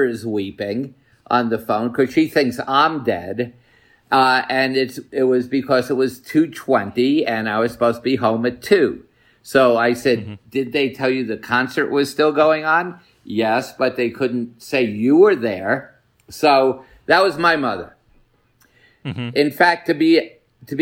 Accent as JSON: {"language": "English", "town": "New York City", "region": "New York", "country": "United States", "tie": "born or raised there", "said": "I grew up in Washington Heights"}